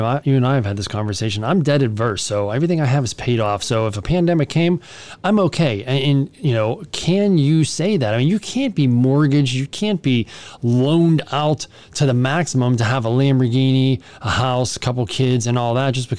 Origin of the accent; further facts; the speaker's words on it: United States; we're American